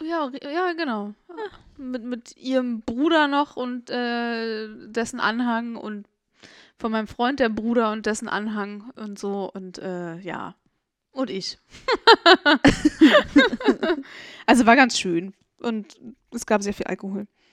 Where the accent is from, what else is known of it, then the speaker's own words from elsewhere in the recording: Germany; ich als Deutsche hier wieder, weißt du, als deutsche Kartoffel hoch 10